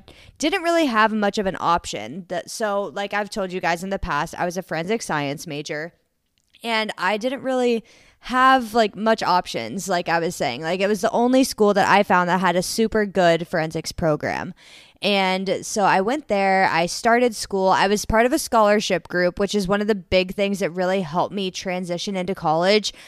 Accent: Columbus, Ohio, United States; also born or lived in Bowling Green, Ohio; I grew up around the Columbus, Ohio area

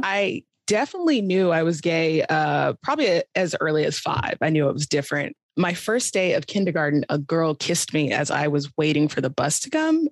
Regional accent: Virginia Beach, Virginia, United States; So I grew up in Virginia as well, but Southern Virginia

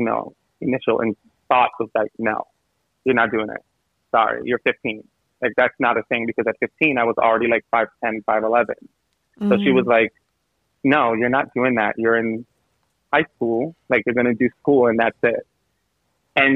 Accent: St. Vincent & Grenadines; now in New York City, United States; I'm from the Caribbean. So, I'm from St. Vincent, super small island

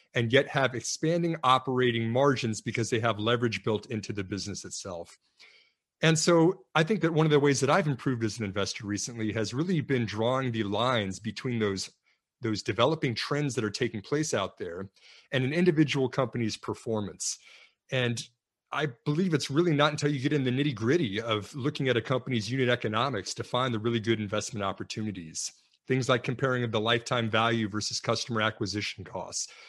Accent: New Orleans, Louisiana, United States; now in Houston, United States; I grew up in New Orleans as a kid

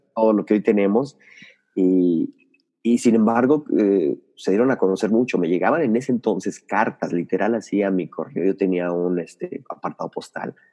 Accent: Mexico City, Mexico; nací en Ciudad de México, eh, soy chilango, como les dicen por allá

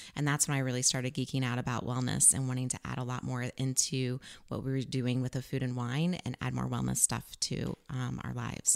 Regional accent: Missouri, United States; also born or lived in Farmington, Missouri; I was born in Farmington, Missouri, and I traveled with my mom and my sister and lived in different places all over Missouri

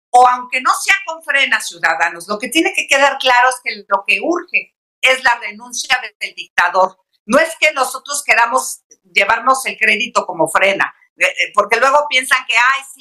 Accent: Mexico; no aceptamos motes, no aceptamos pis, no aceptamos ninis, no aceptamos tairos, todos somos mexicanos.

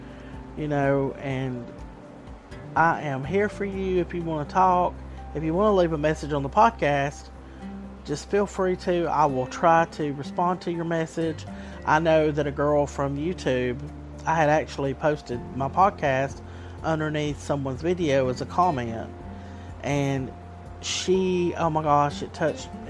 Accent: Southern, United States; accent: Southern; my accent because I'm very Southern

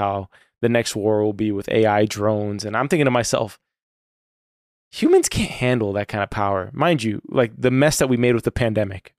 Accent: Florida, United States; my home state

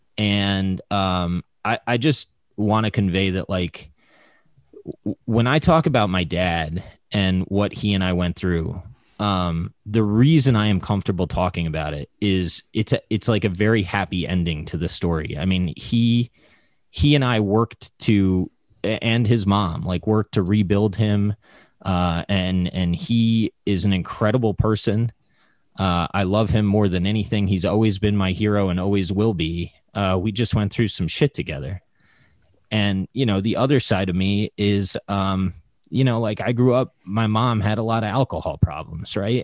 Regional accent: United States; I was born in America

